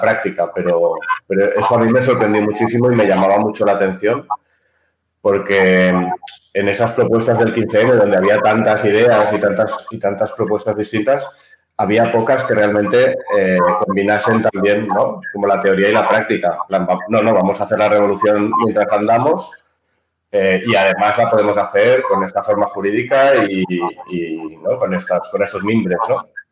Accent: Barcelona, Catalonia, Spain; moved away as an adult; now in Ibiza, Spain; vengo de Barcelona, aunque actualmente vivo en Ibiza

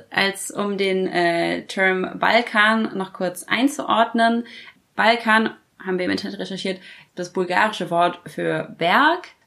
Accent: Bucharest, Romania; hier weißt du überhaupt, was das ist, wenn ich sage, ich komme aus Bukarest

